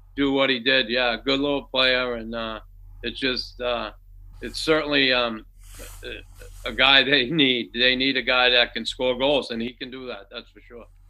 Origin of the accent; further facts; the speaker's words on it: Boston, Massachusetts, United States; moved away; me growing up in Boston